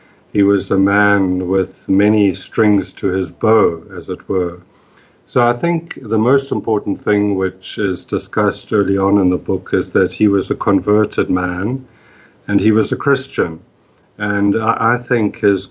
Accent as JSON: {"language": "English", "country": "South Africa", "tie": "born or raised there", "moved": "yes", "said": "I grew up in South Africa, in apartheid South Africa"}